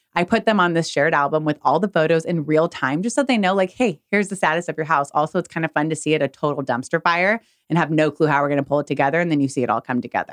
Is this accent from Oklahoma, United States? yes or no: no; California, United States; moved away as an adult; now in Texas, United States; I'm from California